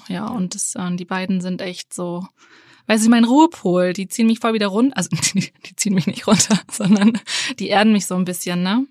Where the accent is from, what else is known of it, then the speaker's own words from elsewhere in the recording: Henstedt-Ulzburg, Schleswig-Holstein, Germany; aus Henstedt-Ulzburg